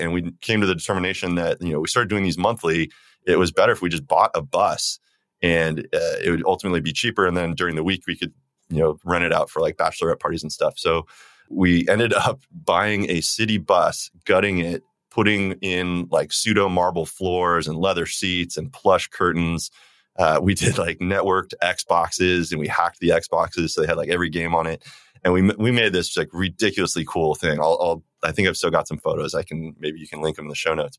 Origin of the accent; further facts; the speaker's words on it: Phoenix, Arizona, United States; I grew up in Phoenix, Arizona